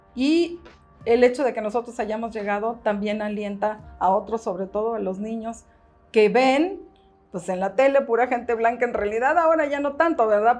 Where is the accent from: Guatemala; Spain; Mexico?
Mexico; Mexico City; nací aquí en la Ciudad de México, yo no he vivido nunca en ningún otro lugar.